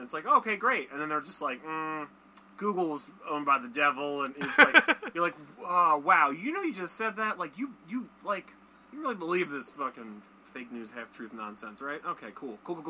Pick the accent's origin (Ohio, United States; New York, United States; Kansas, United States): Kansas, United States; Also, I'm from Kansas. This is how we all talk in Kansas.